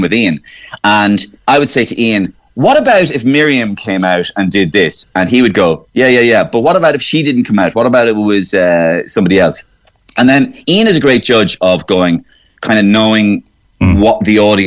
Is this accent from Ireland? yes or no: yes; Waterford, Munster, Ireland; moved away; also born or lived in Cork; I'm from Waterford